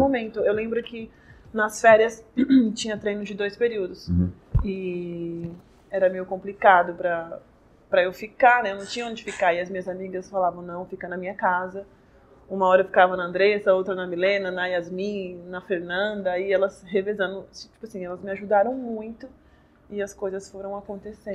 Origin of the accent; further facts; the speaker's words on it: Ferraz de Vasconcelos, São Paulo, Brazil; eu sou da Zona Leste, de Ferraz